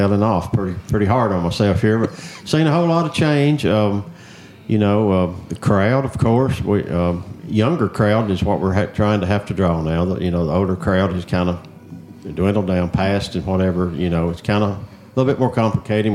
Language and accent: English; Coffee County, Tennessee, United States; I was born and raised in Coffee County and live in Hillsborough. I've been there all my life